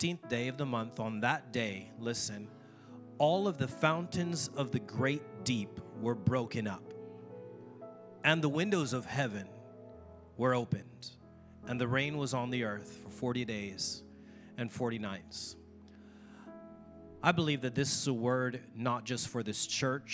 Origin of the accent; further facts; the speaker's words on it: Oahu, Hawaii, United States; I'm from Oahu